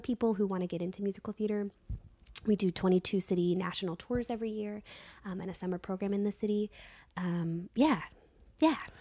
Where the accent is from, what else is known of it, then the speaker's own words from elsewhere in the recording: Virginia, United States; moved away; I was raised in Virginia